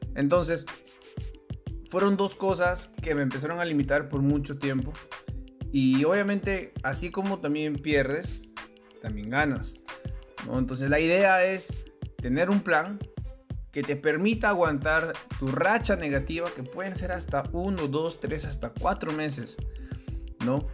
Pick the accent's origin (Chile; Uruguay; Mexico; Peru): Peru; soy peruano